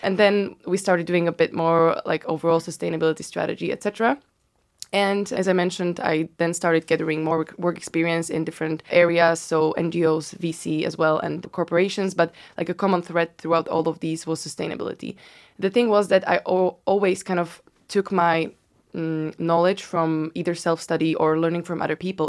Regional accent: Bratislava, Bratislava Region, Slovakia; moved away as an adult; also born or lived in Amsterdam / Berlin; now in London, United Kingdom; I, I'm from Slovakia, from Bratislava.

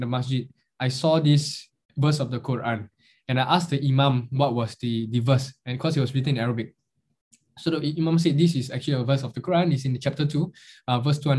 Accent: Singapore; any other Chinese kid growing up in Singapore

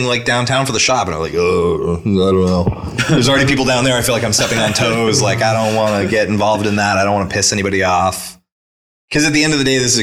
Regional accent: Nashua, New Hampshire, United States; I'm from Nashua. I grew up in Nashua. I live in Nashua now

